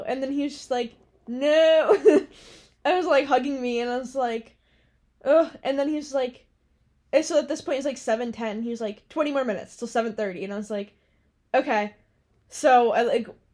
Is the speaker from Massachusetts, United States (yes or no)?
yes; Massachusetts, United States; moved away